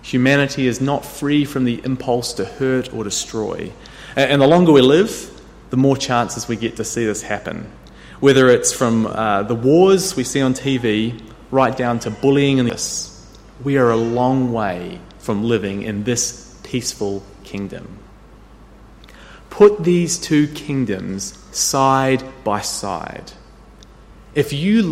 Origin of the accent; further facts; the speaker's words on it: New Zealand; When I grew up in New Zealand, I caught the school bus every day